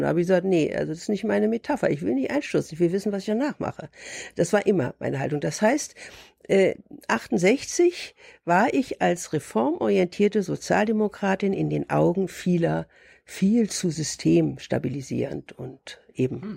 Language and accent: German; Berlin, Germany; Ich bin 1943 geboren in Berlin